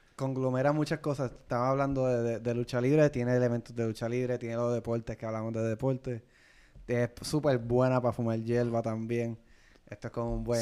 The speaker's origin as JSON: {"language": "Spanish", "country": "Puerto Rico", "said": "nosotros como boricua"}